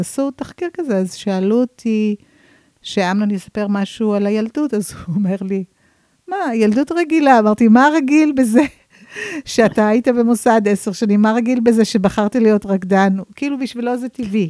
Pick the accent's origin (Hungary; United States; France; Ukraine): United States; San Francisco, California; now in Israel; אני אמריקאית במקור. אה, גדלתי בסן פרנסיסקו ועליתי לארץ כמה פעמים, הלוך חזור, הלוך חזור.